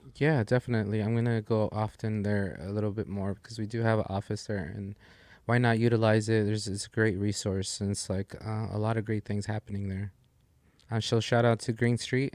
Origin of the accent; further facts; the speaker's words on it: Los Angeles, California, United States; that's my hometown. Like it's